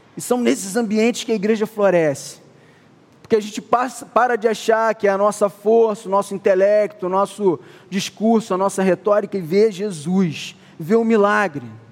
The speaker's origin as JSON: {"language": "Portuguese", "town": "Niterói", "region": "Rio de Janeiro", "country": "Brazil", "said": "eu sou de Niterói"}